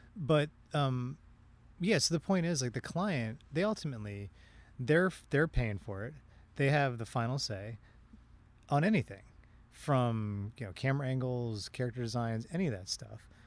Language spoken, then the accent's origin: English; Washington, District of Columbia, United States; moved away; I grew up, I grew up in the Washington, D C area